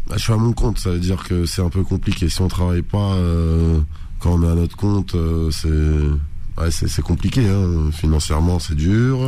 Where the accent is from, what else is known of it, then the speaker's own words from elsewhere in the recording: France; d'origine algérienne, mais je suis né en France, j'étudie en France